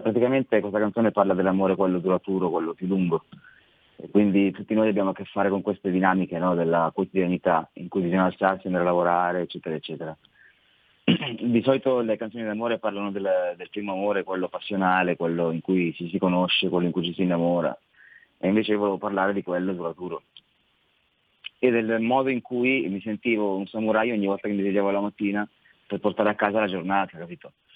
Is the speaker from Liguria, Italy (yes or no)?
no; Saronno, Lombardy, Italy; also born or lived in Tradate; in realtà sono di Saronno